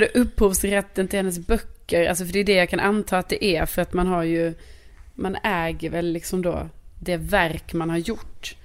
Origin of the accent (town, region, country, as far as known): Lund, Skåne, Sweden; born or raised there; moved away as an adult; now in Stockholm, Sweden